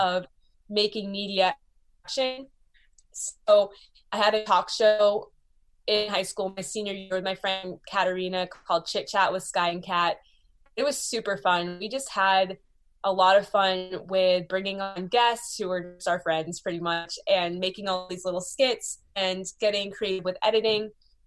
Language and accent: English; Beverly, Massachusetts, United States; I grew up in Beverly, Massachusetts